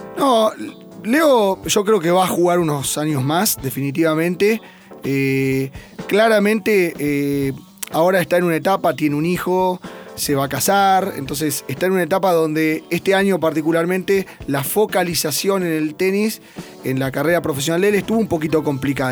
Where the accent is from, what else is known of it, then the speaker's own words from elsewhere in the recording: Buenos Aires, Argentina; en mi club, yo soy de Belgrano Athletic desde que nací